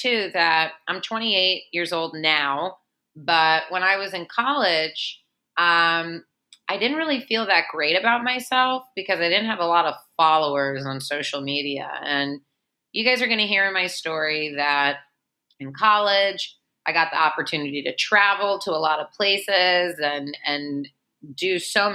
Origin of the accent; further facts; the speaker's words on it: Memphis, Tennessee, United States; I'm a Jew from Memphis, Tennessee